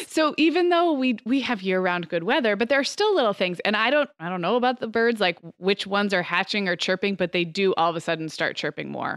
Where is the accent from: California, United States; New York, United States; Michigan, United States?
California, United States; now in Arizona, United States; growing up in California, living in Arizona